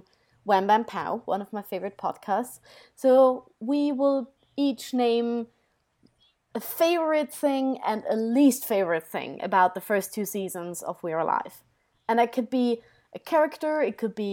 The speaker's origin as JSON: {"language": "English", "country": "Austria", "said": "I come from Austria."}